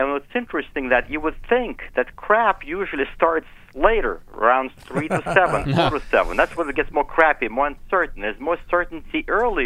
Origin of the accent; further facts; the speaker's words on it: Ukraine; English is a second language; now in Sacramento, United States; I'm a former Ukrainian, so forgive my accent.